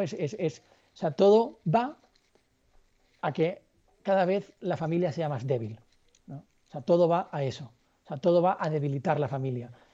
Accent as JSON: {"language": "Spanish", "town": "Barcelona", "region": "Catalonia", "country": "Spain", "said": "yo soy de Barcelona y estaba en Puerto Rico"}